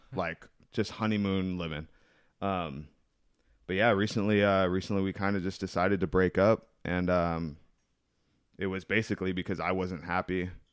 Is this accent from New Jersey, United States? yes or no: no; El Cajon, California, United States; I was born out here in El Cajon